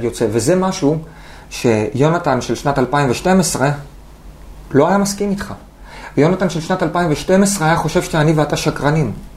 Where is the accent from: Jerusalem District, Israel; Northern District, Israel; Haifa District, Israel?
Haifa District, Israel; Haifa; בחיפה, גדלתי באדר